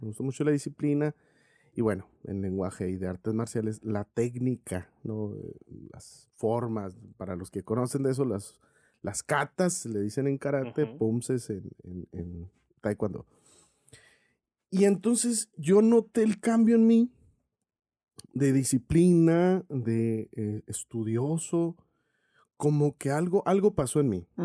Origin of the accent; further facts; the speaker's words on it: Cananea, Sonora, Mexico; moved away as an adult; Toda mi vida antes de salir de ahí de Cananea a los 23 años, pues estuve ahí